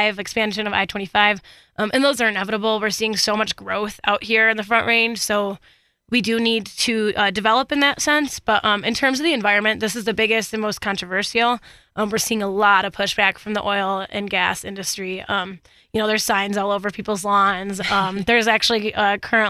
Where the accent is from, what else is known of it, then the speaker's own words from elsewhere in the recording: Michigan, United States; now in Colorado, United States; I'm originally from Michigan